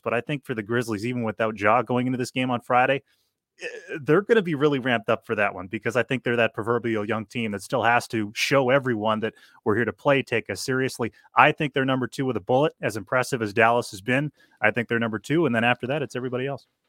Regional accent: Canada; As as a Canadian

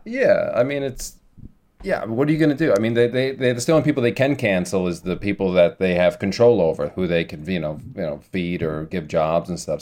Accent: New York City, New York, United States; growing up on the South Shore, it in Staten Island

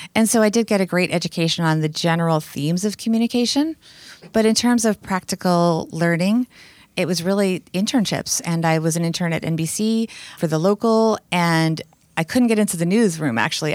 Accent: Bergen County, New Jersey, United States; also born or lived in New York City; I had a blissful childhood growing up in New Jersey

